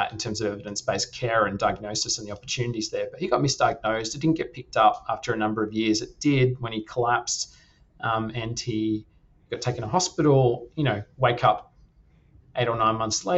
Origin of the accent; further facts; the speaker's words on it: Perth, Western Australia, Australia; moved away; also born or lived in London / Europe; I grew up in Perth, Western Australia, lovely part of the world